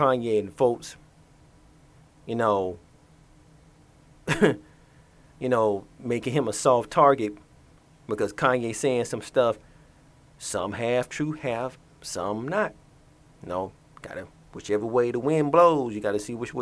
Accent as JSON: {"language": "English", "town": "Atlanta", "region": "Georgia", "country": "United States", "tie": "born or raised there", "said": "as a person that was born and raised in Atlanta"}